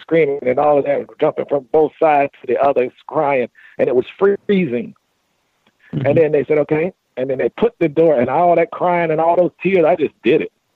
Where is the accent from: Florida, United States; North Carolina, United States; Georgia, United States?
North Carolina, United States; moved away; I was raised in North Carolina